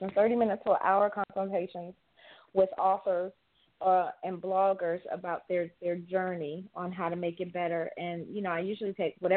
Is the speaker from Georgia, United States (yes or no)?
no; Detroit, Michigan, United States; I'm from Detroit